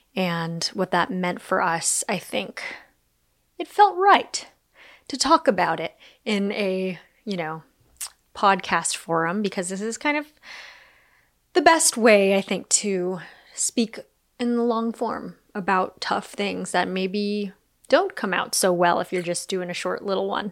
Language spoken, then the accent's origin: English; United States; I'm Chinese American, I'm Japanese American